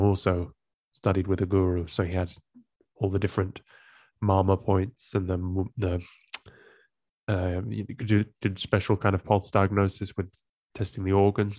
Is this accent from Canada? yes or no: no; England, United Kingdom; moved away as an adult; also born or lived in Amsterdam, Netherlands; I grew up in England and I moved to Amsterdam, the Netherlands, sorry, when I was in my